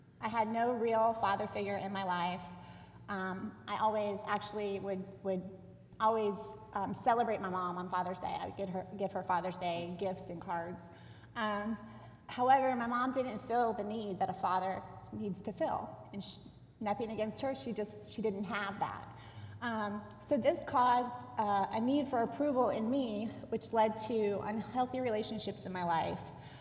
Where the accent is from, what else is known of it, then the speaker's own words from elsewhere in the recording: Dayton, Ohio, United States; moved away; I grew up in Dayton, Ohio, in a small suburb